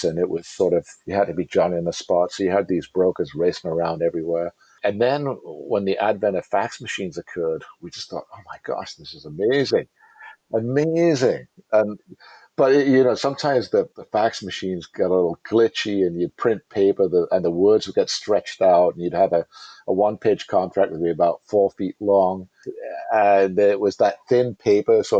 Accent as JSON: {"language": "English", "region": "England", "country": "United Kingdom", "accent": "British", "moved": "yes", "said": "I'm, you know, from England."}